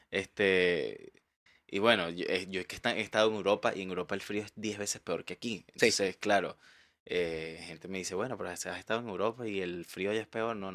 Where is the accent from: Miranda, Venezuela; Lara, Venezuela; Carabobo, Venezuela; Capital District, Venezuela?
Carabobo, Venezuela; Valencia; moved away as an adult; now in Chile; Yo soy de Valencia.